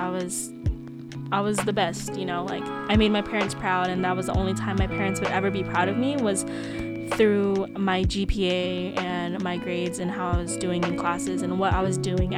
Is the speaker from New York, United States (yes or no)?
no; Stockton, California, United States; also born or lived in Philippines; being born in the motherland and then growing up in America